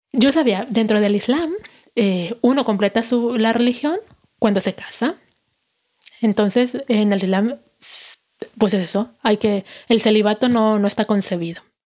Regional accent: Mexico; soy musulmana, mujer mexicana y musulmana

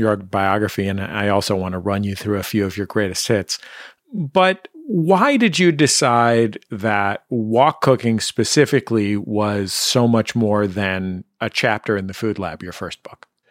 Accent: San Francisco, California, United States; I'm from San Francisco

